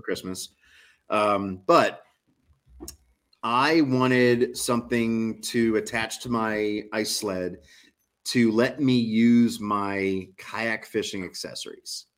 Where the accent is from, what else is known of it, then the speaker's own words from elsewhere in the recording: New Orleans, Louisiana, United States; I'm from New Orleans